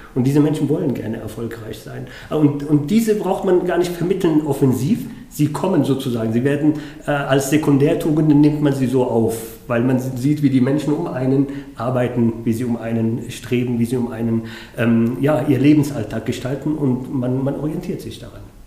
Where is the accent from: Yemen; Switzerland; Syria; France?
Yemen; now in Munich, Germany; zum Jemen, ähm, meinem Herkunftsland, meinem Geburtsland